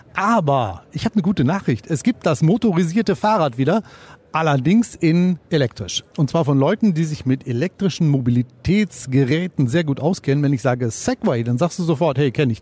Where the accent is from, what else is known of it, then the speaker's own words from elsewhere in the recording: Detmold, North Rhine-Westphalia, Germany; Also ich komme ja aus Detmold